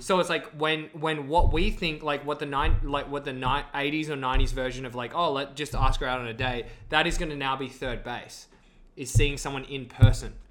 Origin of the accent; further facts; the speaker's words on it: Australia; moved away as an adult; now in Vancouver, Canada; I'm Australian, but I've been here for three years